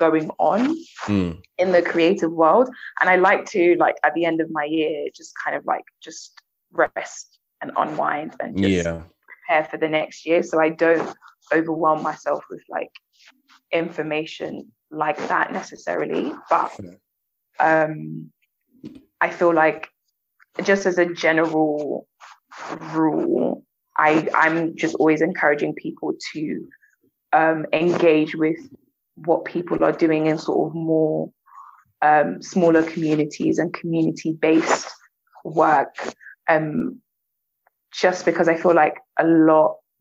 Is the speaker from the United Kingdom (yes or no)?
yes; London, United Kingdom; I come from Southwest London